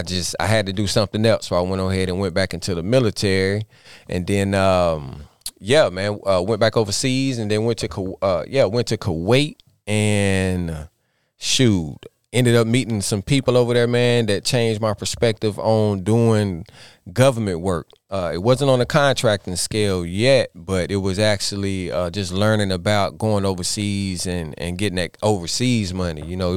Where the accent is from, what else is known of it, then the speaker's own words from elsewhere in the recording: Statesville, North Carolina, United States; I am from Statesville, North Carolina.